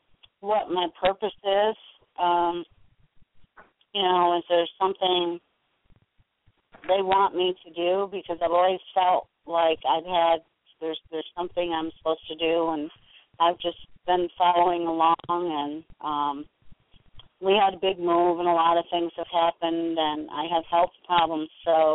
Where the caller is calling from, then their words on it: New York, United States; New York. Upstate New York.